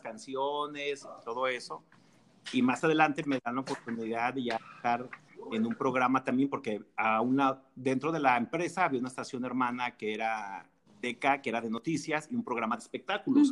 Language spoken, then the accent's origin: Spanish; Ameca, Jalisco, Mexico; ahí donde yo nací